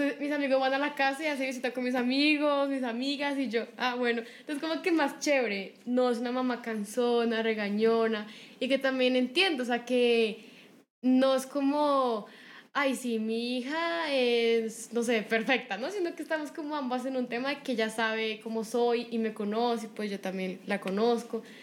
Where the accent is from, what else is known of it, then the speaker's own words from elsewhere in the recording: Bogotá, Bogotá Capital District, Colombia; also born or lived in Cali; yo siempre he vivido como desde mis cinco meses acá en Bogotá, y toda caleña chiva